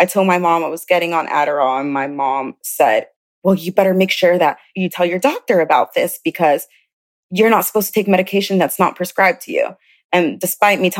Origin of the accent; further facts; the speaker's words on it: South Carolina, United States; also born or lived in Chicago, Illinois; I was born in Chicago, Illinois, but I grew up in South Carolina.